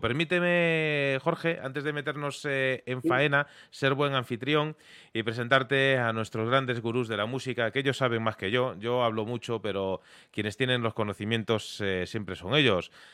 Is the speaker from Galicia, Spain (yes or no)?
yes; Vigo, Galicia, Spain; mi tierra, de la zona sur de, de Galicia, de, Vigo